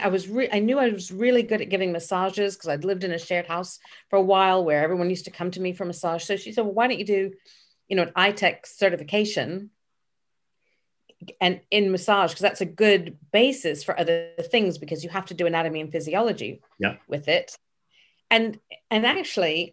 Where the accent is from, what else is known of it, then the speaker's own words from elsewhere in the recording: Memphis, Tennessee, United States; moved away as an adult; also born or lived in Dallas, Texas; now in United Kingdom; I was born in Dallas, but I was raised in Memphis.